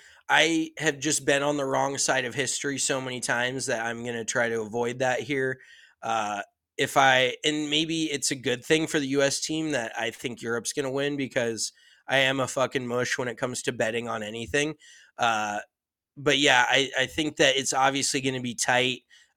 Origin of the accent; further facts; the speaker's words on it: United States; Obviously, I am very American.